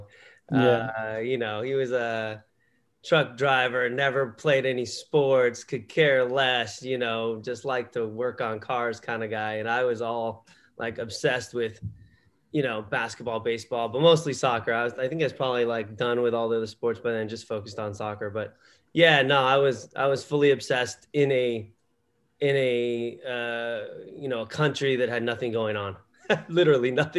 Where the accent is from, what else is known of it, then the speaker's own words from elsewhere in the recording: Los Angeles, California, United States; growing up in Southern California in the LA area my whole life, you know, left for a while to play and stuff, but you know, like I grew up here